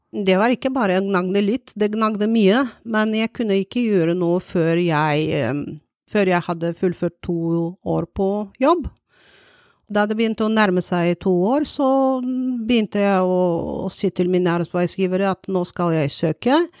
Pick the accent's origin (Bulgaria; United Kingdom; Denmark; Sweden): Bulgaria; Norwegian is a second language; now in Norway; jeg kommer fra Bulgaria, jeg er jo utenlandsk